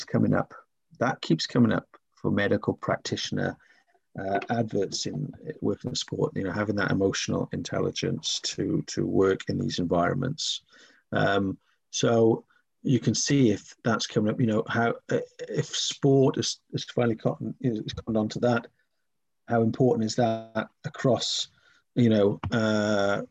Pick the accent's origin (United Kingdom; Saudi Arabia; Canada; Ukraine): United Kingdom; Wales; growing up in Wales